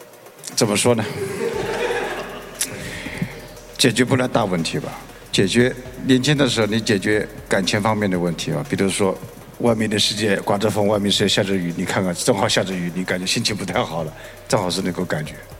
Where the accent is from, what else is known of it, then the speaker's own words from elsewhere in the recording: China; 因为我们中国人老得太快了